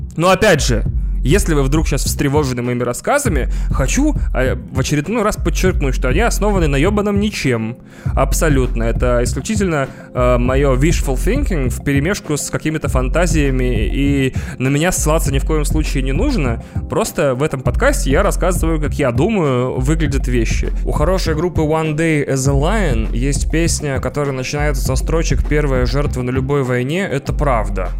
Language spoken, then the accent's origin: Russian; Moscow, Russia; Мы, москвичи